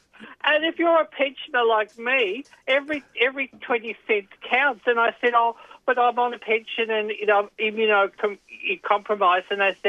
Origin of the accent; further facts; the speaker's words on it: Footscray, Victoria, Australia; born there; I think I was born in Melbourne. And I was, from what I can gather, in a suburb called Footscray.